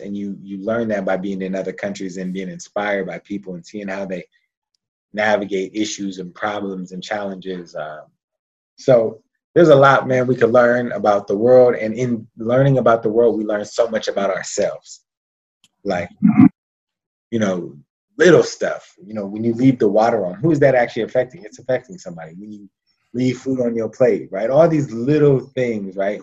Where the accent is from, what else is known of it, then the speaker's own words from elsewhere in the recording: United States; I was American